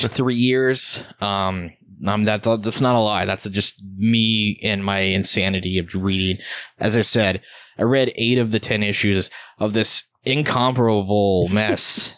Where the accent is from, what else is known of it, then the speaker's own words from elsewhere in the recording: United States; I am an American